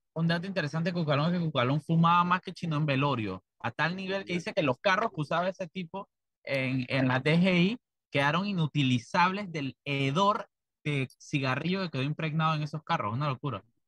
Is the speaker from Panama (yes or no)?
yes; Panama; yo soy un panameño de lo más estándar